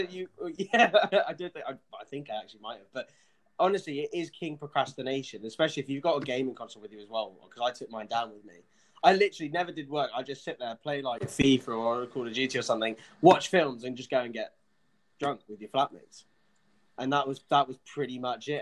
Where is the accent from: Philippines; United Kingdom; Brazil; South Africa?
United Kingdom; England; I'm English